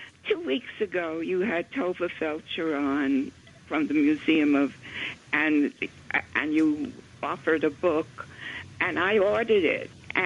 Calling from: New York City, New York, United States; I'm calling from Little Neck, New York.

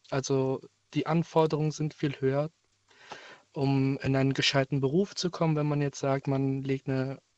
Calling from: Bonn, North Rhine-Westphalia, Germany; Ich komme aus Bonn.

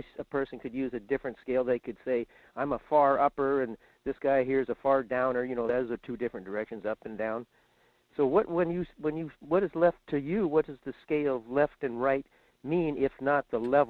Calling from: Fairbanks, Alaska, United States; in Fairbanks.

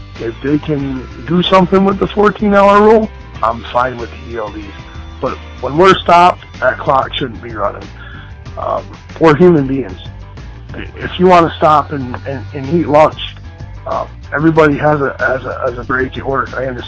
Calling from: Vermont, United States; I'm calling from Vermont.

